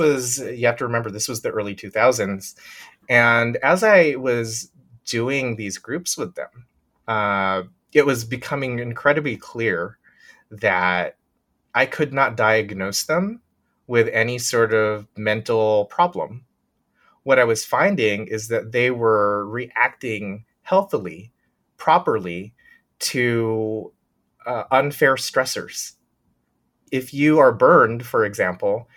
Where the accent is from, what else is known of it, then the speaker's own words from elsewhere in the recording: Bay Area, California, United States; moved away as an adult; I grew up in the Bay Area